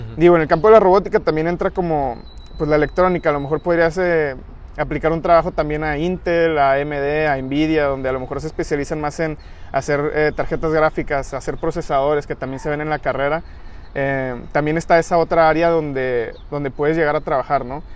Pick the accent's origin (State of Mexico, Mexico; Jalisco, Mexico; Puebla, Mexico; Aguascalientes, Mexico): Jalisco, Mexico; Guadalajara; yo eh, soy de Guadalajara